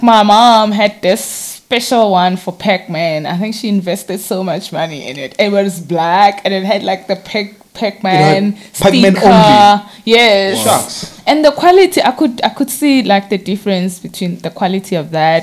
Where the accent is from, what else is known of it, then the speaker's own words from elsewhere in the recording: Hammanskraal, Gauteng, South Africa; I grew up in Hammerskraal, north of Hammerskraal, to be specific, Makapan.